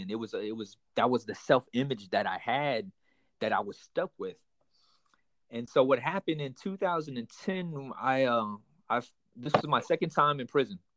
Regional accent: Houston, Texas, United States; also born or lived in Panama City; I'm I'm I'm Vietnamese American, so I was born here in the states. Actually, I was born in Panama City. We uh, moved over to Houston, Texas, at an early young age. So I've been born and raised. I mean, I've been raised up in Houston, Texas, for the majority of my life.

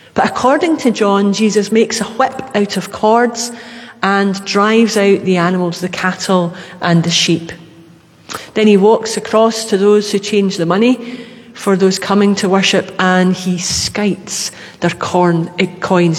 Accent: Glasgow, Scotland, United Kingdom; being a Glaswegian, that was where we went

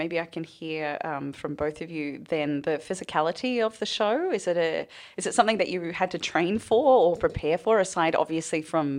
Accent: New Zealand; Sorry, as a Kiwi myself, I just think that's incredible.

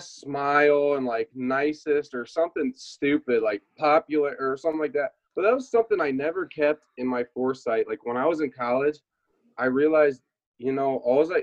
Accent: Indiana, United States; moved away as an adult; also born or lived in Cincinnati / Germany; being from the Midwest, I'm definitely from Indiana

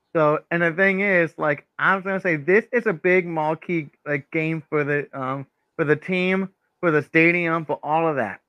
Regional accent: South Florida, United States; I'm from South Florida

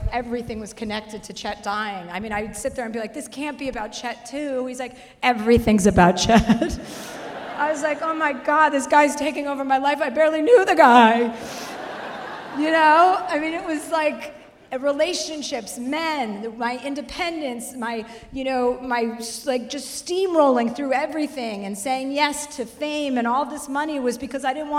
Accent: New Jersey, United States; now in Los Angeles, United States; I'm from New Jersey.

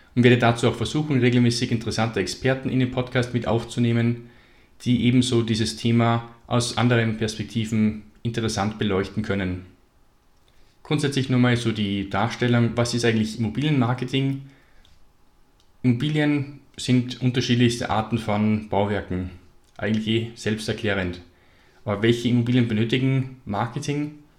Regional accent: Salzburg, Austria; Ich komme aus Salzburg in Österreich

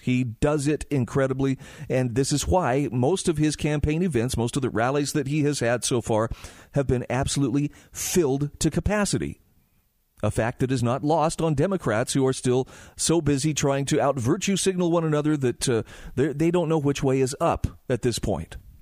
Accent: Utah, United States; here in my home state of Utah

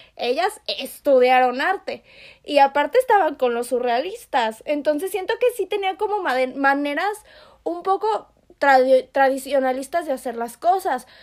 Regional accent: Yucatán, Mexico; yo soy yucateca.

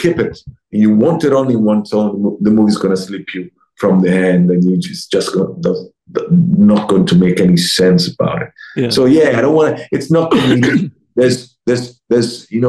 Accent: Italy; also born or lived in Rome; I'm from Italy

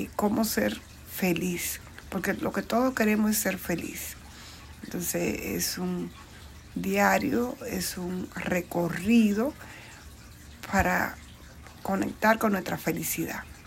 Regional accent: Bonao, Monseñor Nouel, Dominican Republic; now in New York, United States; yo nací, crecí en el campo en la República Dominicana, en una provincia llamada Bonao

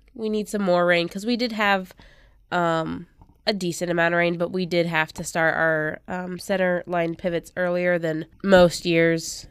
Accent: Sutton, Nebraska, United States; in my hometown of Sutton at the Clay County News

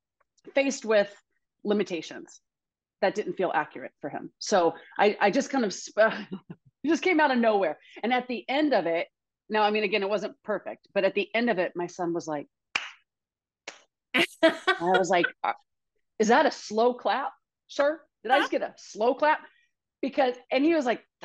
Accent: Alabama, United States; I grew up in Alabama in the dirt.

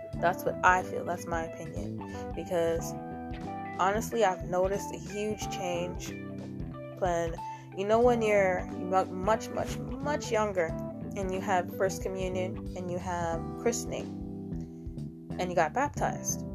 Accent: United States; I'm American

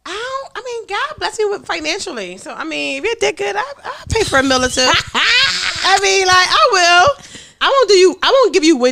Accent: Philadelphia, Pennsylvania, United States; but Stormy, I'm from North Philly.

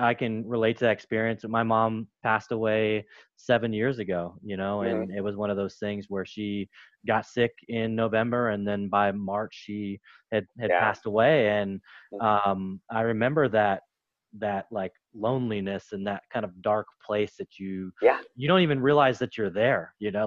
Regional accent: United States; growing up in America, American home, all regular kind of stuff

